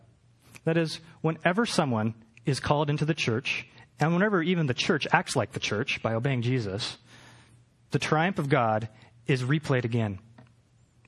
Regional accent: Portland, Oregon, United States; now in Los Angeles, United States; I'm from Portland

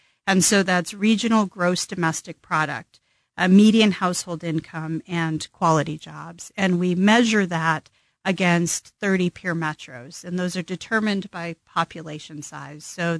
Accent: New Mexico, United States; moved away as an adult; now in Kansas City, United States; Kansas City is a second home to me as well. I was born and raised in New Mexico.

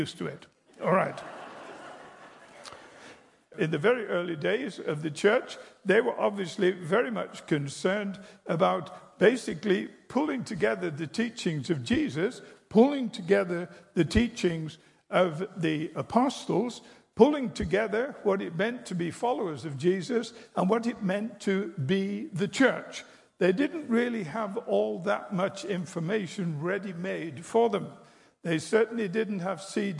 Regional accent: England, United Kingdom; I'm English

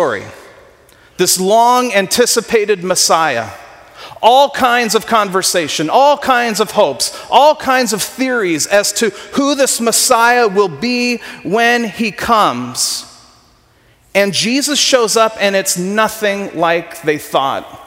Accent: Ventura, California, United States; I grew up in Ventura.

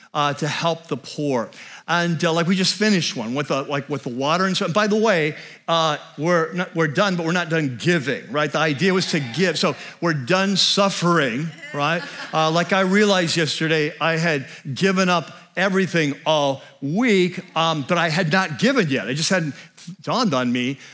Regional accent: North San Diego County, California, United States; we moved back to the area where we'd grown up, which was North San Diego County. So if you've been down there, kind of the Vista, Carlsbad, uh, Oceanside Triangle

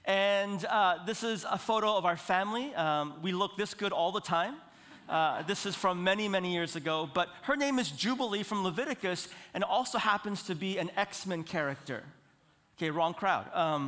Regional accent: Seoul, South Korea; born there; I was born in Seoul, South Korea.

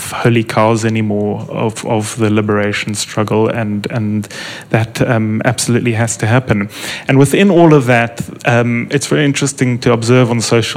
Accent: South Africa; as an English-speaking South African

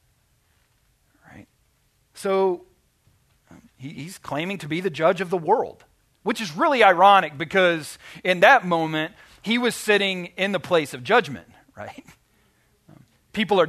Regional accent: Arkansas, United States; I'm from Arkansas

